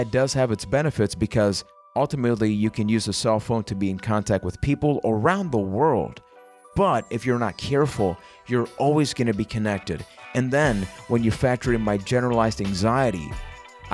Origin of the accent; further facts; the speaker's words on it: Puerto Rico; English is a second language; I am from Puerto Rico